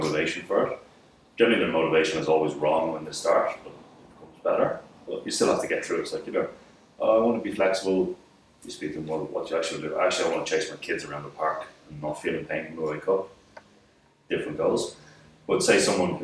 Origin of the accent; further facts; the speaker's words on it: Dublin, Leinster, Ireland; I was born in Dublin. So, I was in Dublin for quite some time. In primary school and secondary school